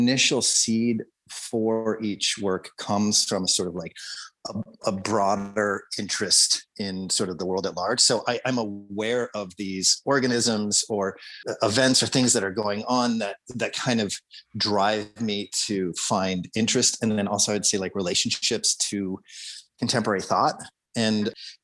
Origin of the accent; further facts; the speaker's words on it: Colorado, United States; Growing up in Colorado